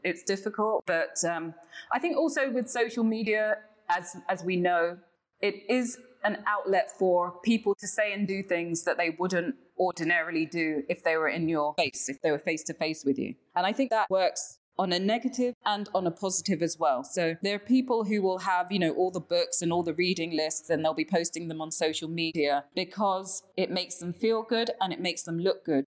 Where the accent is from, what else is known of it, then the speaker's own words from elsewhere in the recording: London, United Kingdom; moved away as an adult; now in Ghana; I'm a Londoner. I'm a Londoner through and through